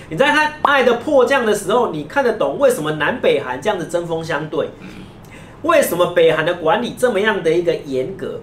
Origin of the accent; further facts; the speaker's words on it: Taiwan; 我们台湾人